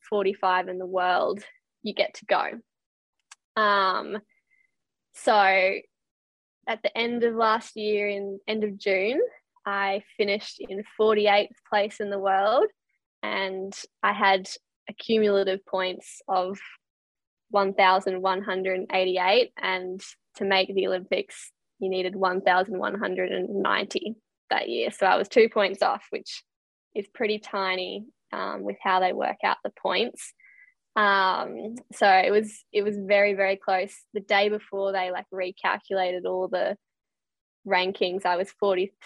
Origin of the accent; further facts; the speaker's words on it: Alstonville, New South Wales, Australia; also born or lived in Sydney; I grew up in a little town called Alstonville, about 20 minutes from Ballina and Byron Bay on the north coast of New South Wales. So I was born in Sydney, but moved up there when I was about 2.